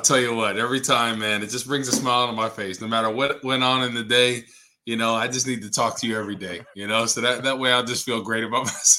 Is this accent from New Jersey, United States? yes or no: yes; Rutherford, New Jersey, United States; He's actually from my hometown in Rutherford